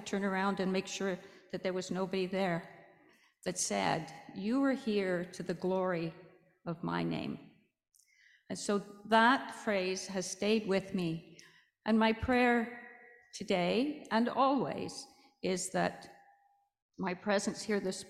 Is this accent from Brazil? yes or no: no; Canada; I came to Canada when I was fairly young, and I grew up in a Roman Catholic Anglican household